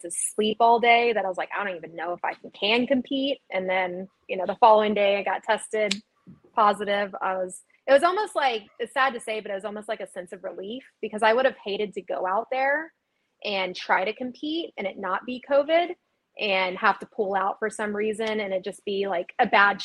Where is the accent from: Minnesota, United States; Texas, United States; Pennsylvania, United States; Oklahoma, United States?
Texas, United States; Austin; it is in my hometown. It's in Austin, Texas